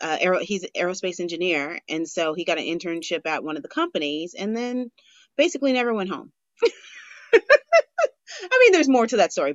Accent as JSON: {"language": "English", "town": "Los Angeles", "region": "California", "country": "United States", "said": "I'm actually from LA."}